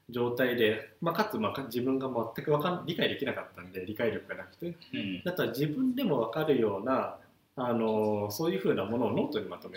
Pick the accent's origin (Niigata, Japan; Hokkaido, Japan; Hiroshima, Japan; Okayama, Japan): Okayama, Japan; moved away as an adult; also born or lived in Shimane Prefecture; ずっと岡山にいて大学も岡山で